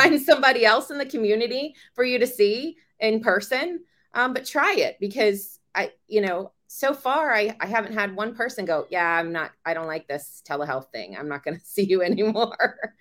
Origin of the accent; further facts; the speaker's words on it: Virginia, United States; I'm born and raised in Virginia